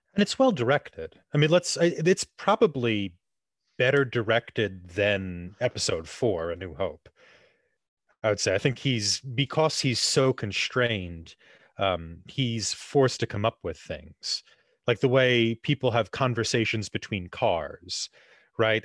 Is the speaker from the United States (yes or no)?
yes; New Jersey, United States; we're all from New Jersey